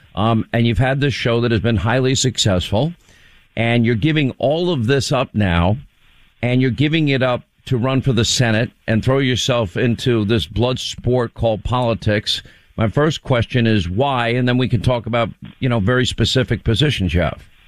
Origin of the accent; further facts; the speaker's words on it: Long Island, New York, United States; moved away as an adult; also born or lived in Rhode Island / California / Alabama / Georgia; I grew up in Long Island, but I lived five years in Rhode Island, five years in California, two years in Alabama, four years in Georgia